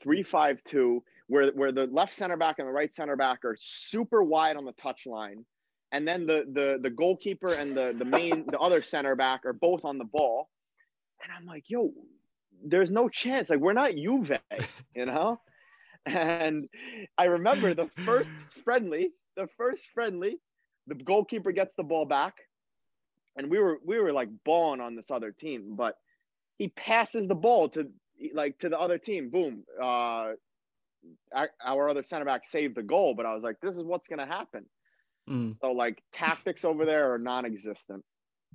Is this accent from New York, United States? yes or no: yes; New York, United States; moved away as an adult; also born or lived in Germany / Sweden / Israel; we're from New York